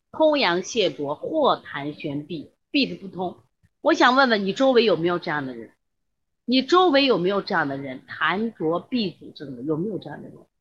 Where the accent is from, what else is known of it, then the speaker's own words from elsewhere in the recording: China; 我们现在中国的胖子